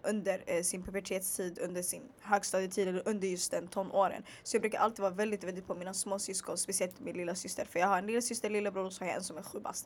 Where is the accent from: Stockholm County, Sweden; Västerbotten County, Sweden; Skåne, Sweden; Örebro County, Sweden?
Stockholm County, Sweden; Stockholm; jag bara född och uppvuxen i Stockholm